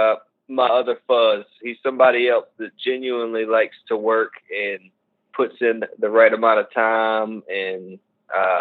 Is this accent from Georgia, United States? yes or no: yes; Augusta, Georgia, United States; moved away; also born or lived in Savannah, Georgia; I was born in Savannah, and then I moved to Augusta when I was a kid